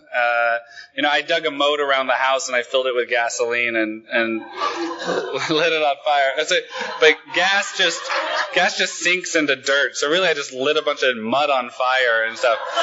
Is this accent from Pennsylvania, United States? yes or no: no; Willamette Valley, Oregon, United States; also born or lived in Los Angeles, United States; now in Sweden; I come from a tiny little shit town in the Willamette Valley, and I hated it